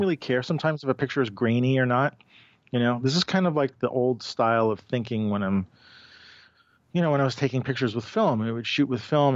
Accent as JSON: {"language": "English", "region": "New York", "country": "United States", "tie": "born or raised there", "said": "I'm a product of New York. I was born and raised in New York"}